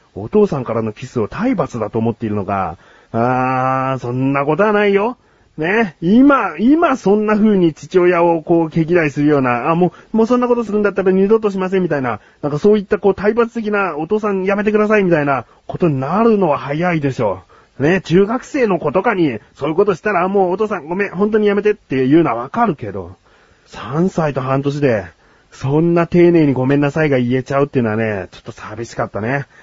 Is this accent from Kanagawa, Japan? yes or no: yes; Yokohama, Kanagawa, Japan; 自分はもう生まれも育ちも横浜市でして